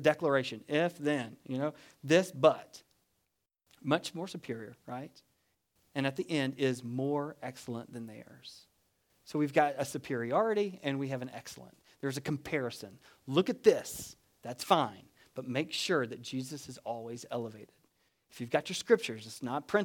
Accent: United States; now in Deep South, United States; We're not Italian, but we are American.

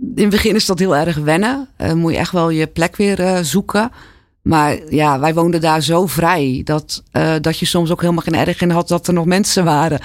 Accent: Alblasserdam, South Holland, Netherlands; also born or lived in Zwijndrecht; Ik ben in Zwijndrecht geboren. Maar vanaf mijn vierde tot aan mijn achttiende, negentiende altijd in Alblasserdam gewoond

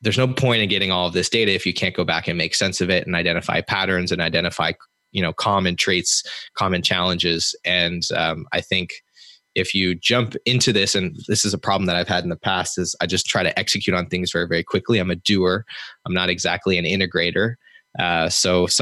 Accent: Canada; me being Canadian

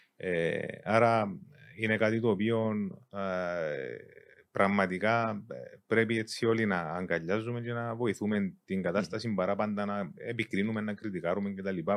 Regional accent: Engomi, Nicosia District, Cyprus; born or raised there; also born or lived in Zaire (Congo) / London, United Kingdom

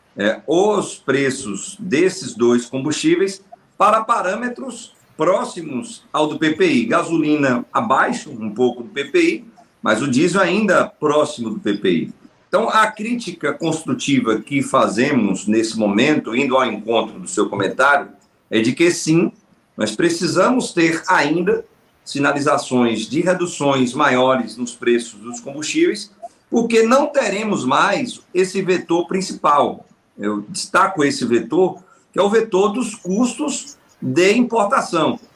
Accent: Northeast Region, Brazil; Eu sou do Nordeste

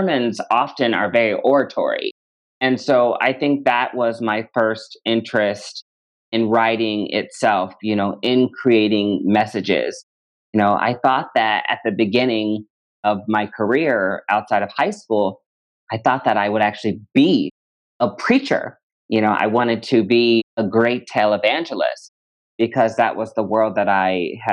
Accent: Omaha, Nebraska, United States; moved away as an adult; also born or lived in Lincoln, Nebraska; now in Chicago, United States; I am originally from Omaha, Nebraska. I've been a Chicagoan for over a decade now

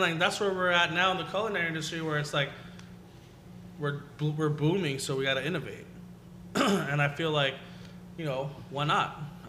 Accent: Pico Rivera, California, United States; I grew up in Pico Rivera, which is like five cities over.

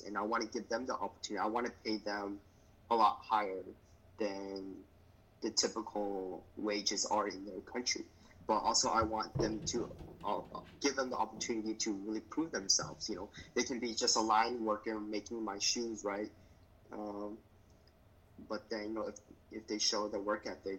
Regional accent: United States; I was born in the United States, but, you know, my parents were born and raised in Vietnam

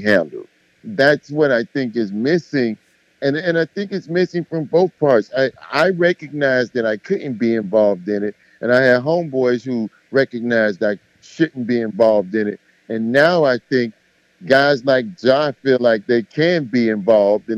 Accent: Miami, Florida, United States; I'm from Miami, and I'm from the hood in Miami

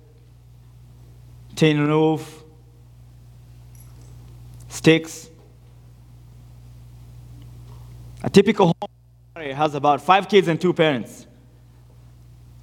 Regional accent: Nairobi, Kenya; moved away; I was born in the second largest slum in Nairobi, called Mathare.

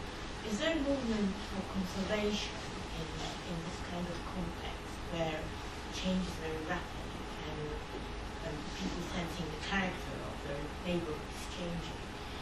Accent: Saarland, Germany; I'm from Saar.

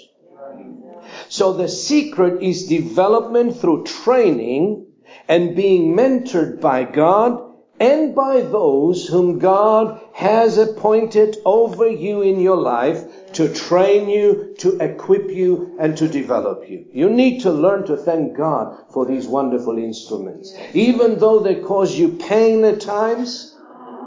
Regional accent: Cyprus; I was raised up in Cyprus

